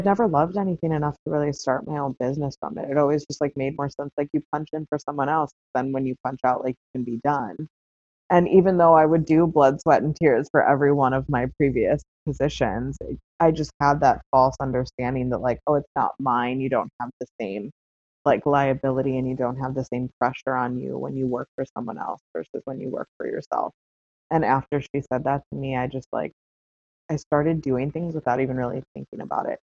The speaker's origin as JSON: {"language": "English", "area": "south suburb of Chicago", "region": "Illinois", "country": "United States", "tie": "born or raised there", "said": "I ended up moving back to um, a similar area to my hometown. I moved to the city of Chicago instead of a south suburb"}